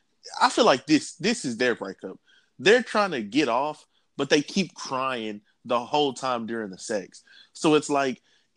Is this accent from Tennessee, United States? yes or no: yes; Nashville, Tennessee, United States; I'm from Nashville. That's a word that we use.